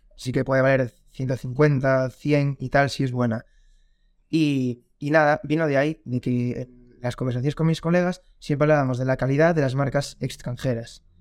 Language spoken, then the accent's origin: Spanish; A Coruña, Galicia, Spain; tengo 23 años, soy de La Coruña